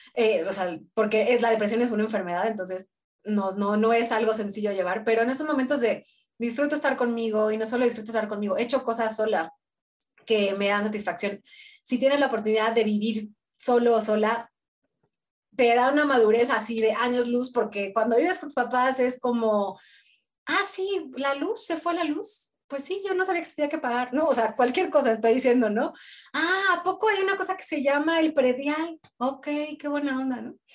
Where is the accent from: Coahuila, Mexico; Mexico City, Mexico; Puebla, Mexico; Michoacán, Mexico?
Mexico City, Mexico; moved away as an adult; also born or lived in Buenos Aires; soy de la Ciudad de México, pero siempre viví una parte de, casas bajas, más